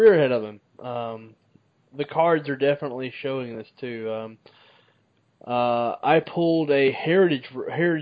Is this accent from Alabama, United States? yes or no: yes; Alabama, United States; I'm from Alabama